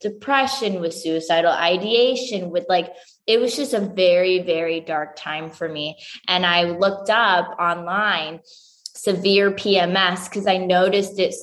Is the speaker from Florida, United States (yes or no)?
yes; Florida, United States; moved away as an adult; also born or lived in Denmark / Spain / Scotland / Miami; now in Bali, Indonesia; I'm from Florida originally.